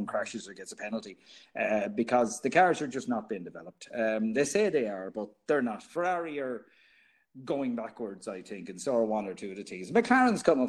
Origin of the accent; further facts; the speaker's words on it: Ireland; Us being Irish